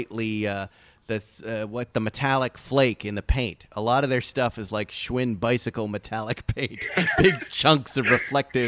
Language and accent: English; East Coast, United States; We're East Coasters